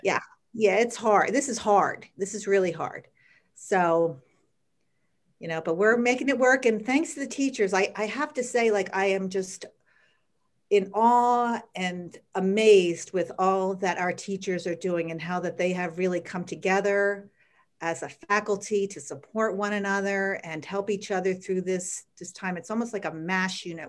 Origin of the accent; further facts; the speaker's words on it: Bethlehem, Pennsylvania, United States; And I grew up in Bethlehem, and I went to Freedom High School